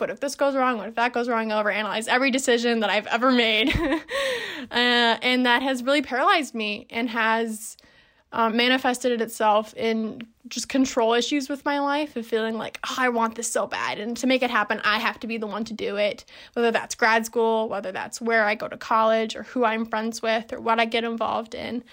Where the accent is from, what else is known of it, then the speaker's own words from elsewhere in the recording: Minneapolis, Minnesota, United States; moved away as an adult; also born or lived in Madison, Wisconsin; I'm from Minneapolis, Minnesota. That's where I am now